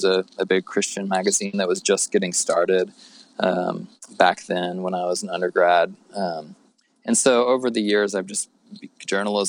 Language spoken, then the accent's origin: English; Midwest of the U.S., United States; also born or lived in Oklahoma / Kansas; I grew up in the Midwest of the U.S., so Oklahoma, Kansas, kind of born and raised in the church